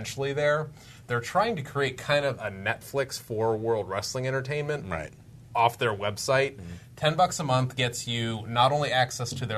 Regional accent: United States; As an American taxpayer

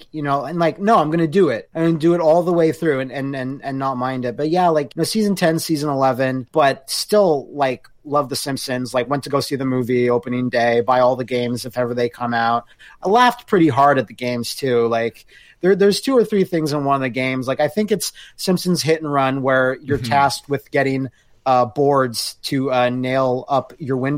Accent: Canada; Us Canadians all tucked away down there.

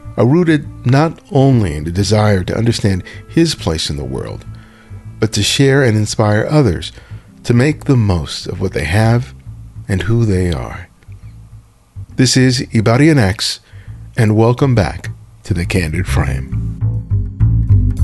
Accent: Los Angeles, California, United States; when I was growing up in South

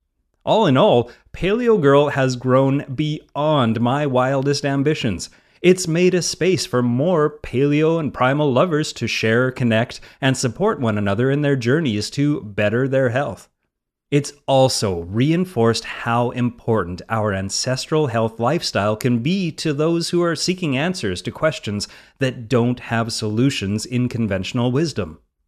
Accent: Vandalia, Ohio, United States; a feature in my hometown newspaper back in Ohio, the Vandalia Drummer.

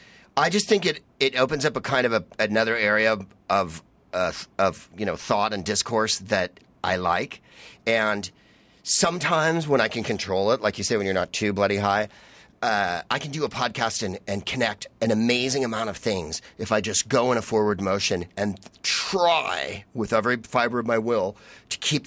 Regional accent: San Francisco, California, United States; I'm just from San Francisco

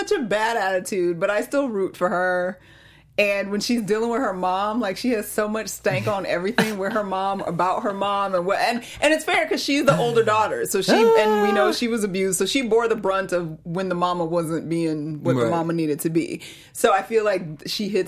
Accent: the South, United States; I'm country and I grew up in the South

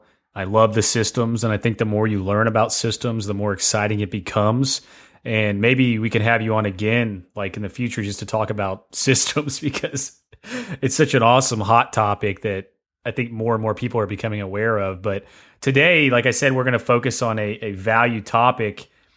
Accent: Tennessee, United States; I'm from Tennessee.

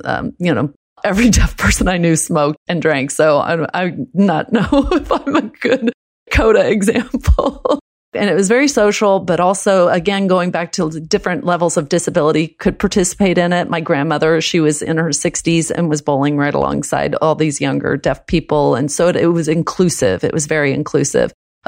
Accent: Texas, United States; first language American Sign Language; English is a second language; I grew up in Texas.

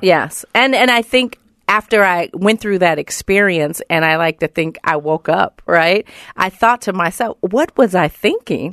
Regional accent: Oakland, California, United States; I'm from Oakland, California

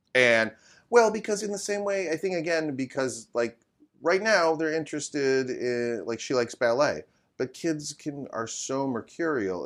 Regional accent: Midwest, United States; now in Sherman Oaks, United States; growing up in the Midwest

